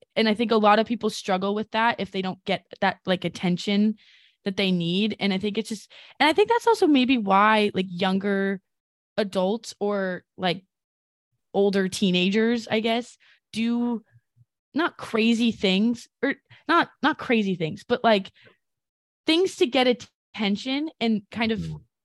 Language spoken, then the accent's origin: English; California, United States; now in New York, United States; I'm from California